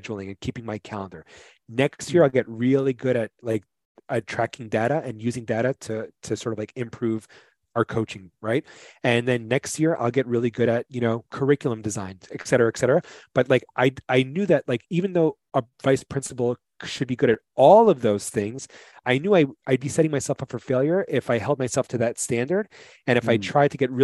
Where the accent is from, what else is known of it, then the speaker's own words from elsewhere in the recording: New York City, New York, United States; I'm from New York City